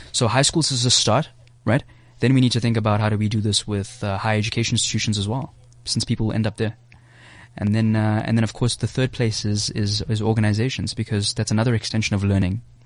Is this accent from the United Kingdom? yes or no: no; South Africa; I'm from South Africa.